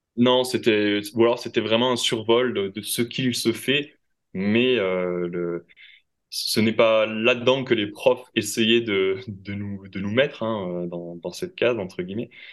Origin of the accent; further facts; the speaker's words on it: Toulouse, Occitania, France; moved away as an adult; also born or lived in Quebec / Bordeaux; Je suis originaire à la base de Toulouse